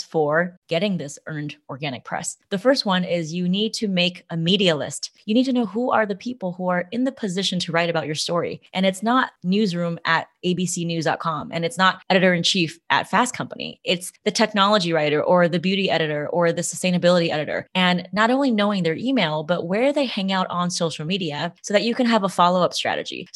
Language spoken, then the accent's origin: English; Los Angeles, California, United States; I was born in Los Angeles, California.